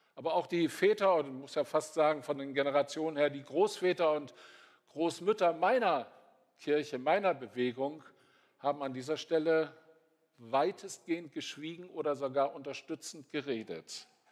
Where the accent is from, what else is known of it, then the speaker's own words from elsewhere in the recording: North Sea coast, Germany; ich bin an der Nordseeküste aufgewachsen